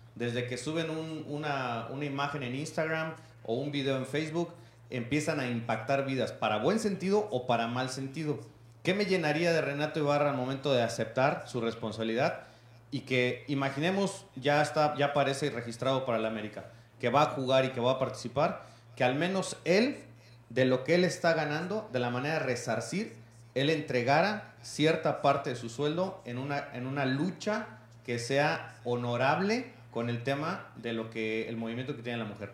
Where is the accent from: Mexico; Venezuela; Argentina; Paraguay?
Mexico; Todos tenemos que llevar una responsabilidad civil como ciudadanos, como mexicanos